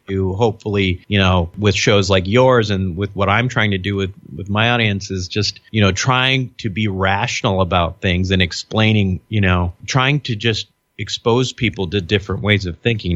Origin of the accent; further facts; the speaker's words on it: Minnesota, United States; I'm a child of immigrants. I'm, you know, I, I grew up in Minnesota.